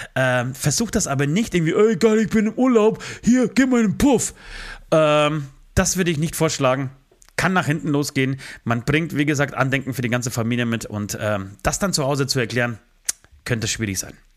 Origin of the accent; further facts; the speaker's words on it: Germany; bei uns in Deutschland